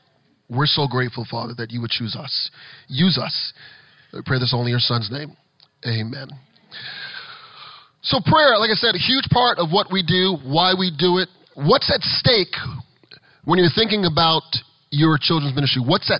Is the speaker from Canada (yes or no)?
no; Florida, United States; you heard that I'm the guy from South Florida, you're going, why is the guy from South Florida teaching us how to be safe during the pandemic?